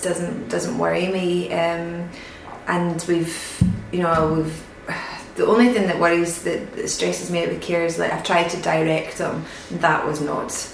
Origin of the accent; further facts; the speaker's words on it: Greenock, Scotland, United Kingdom; also born or lived in Glasgow; now in Edinburgh, United Kingdom; I'm from Greenock originally